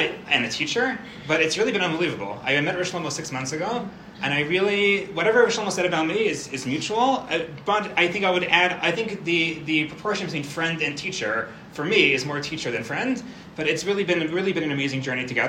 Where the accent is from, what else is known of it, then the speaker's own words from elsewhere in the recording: Far Rockaway, New York, United States; moved away as an adult; now in Israel; I grew up in Farakwe, New York.